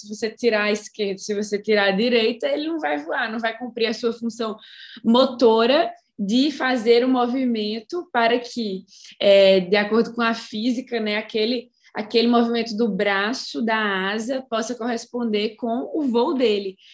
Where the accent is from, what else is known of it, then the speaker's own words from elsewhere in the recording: Brazil; nós somos brasileiras e nós moramos num país absurdamente rico em recursos minerais